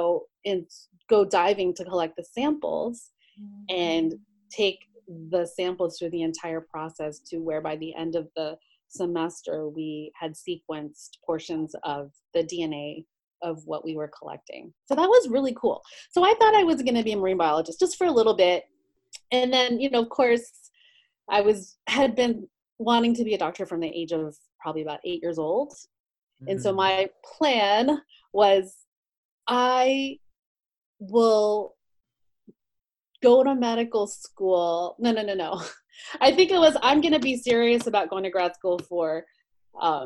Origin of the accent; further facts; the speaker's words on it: West Virginia, United States; moved away as an adult; now in Los Angeles, United States; I'm originally from West Virginia. Mm. I grew up there and went to medical school there